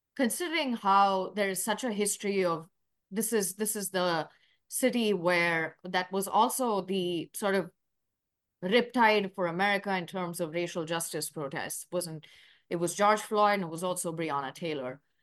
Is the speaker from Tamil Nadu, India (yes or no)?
yes; Chennai, Tamil Nadu, India; moved away as an adult; also born or lived in New York; now in Louisville, United States; I'm from Chennai, India. That is a, uh, city in South India, part of Tamil Nadu